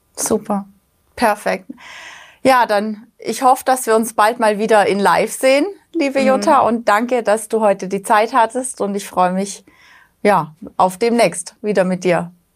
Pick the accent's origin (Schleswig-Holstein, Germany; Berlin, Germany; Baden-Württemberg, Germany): Baden-Württemberg, Germany; Black Forest; ich bin auch im Schwarzwald aufgewachsen